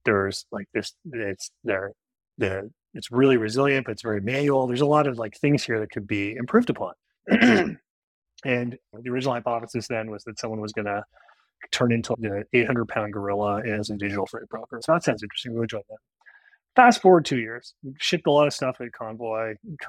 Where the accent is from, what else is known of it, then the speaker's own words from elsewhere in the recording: Ottawa, Ontario, Canada; also born or lived in Kingston, Ontario; I'm originally Canadian. I grew up in Ottawa, the capital.